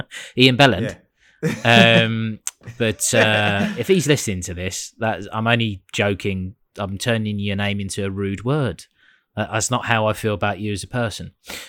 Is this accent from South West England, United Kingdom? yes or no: no; London, United Kingdom; South London